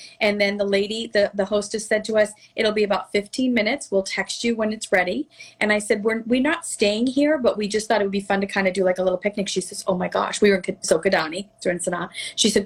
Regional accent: Melrose, Massachusetts, United States; also born or lived in Boston; now in Florida, United States; My hometown of Melrose, Massachusetts is very Victorian

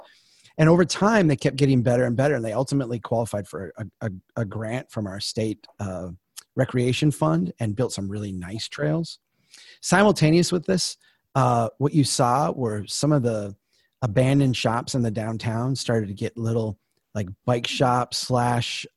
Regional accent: Brainerd, Minnesota, United States; my hometown of Brainerd is a old railroad town

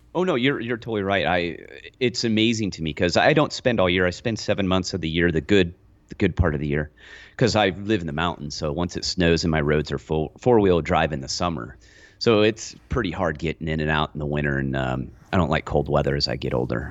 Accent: Lone Pine, California, United States; I grew up in Lone Pine.

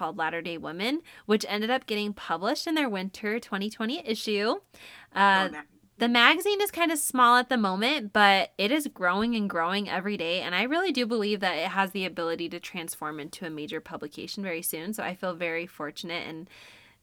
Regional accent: Syracuse, New York, United States; moved away as an adult; now in Utah, United States; I was born and raised in Syracuse, New York. It's in upstate New York.

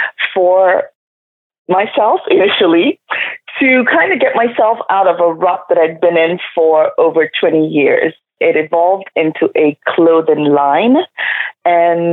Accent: Nigeria; moved away; I grew up in Nigeria.

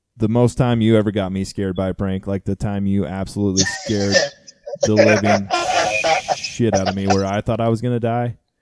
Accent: Kansas, United States; moved away; I was born in Kansas

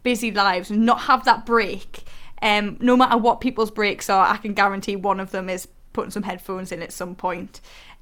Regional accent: the North East, North East England, United Kingdom; I'm from the Northeast and it's my accent

